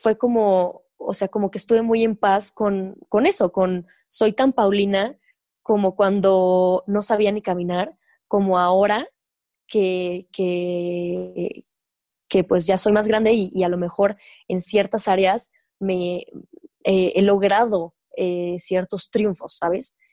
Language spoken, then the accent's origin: Spanish; Mexico; soy mexicana, pues nací aquí, viví 23 años de mi vida aquí